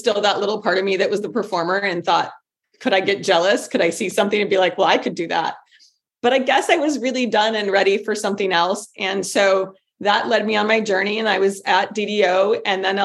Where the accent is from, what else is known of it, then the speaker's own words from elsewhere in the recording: Michigan, United States; moved away as an adult; now in Los Angeles, United States; I grew up in Michigan. I moved to Los Angeles when I was 18 years old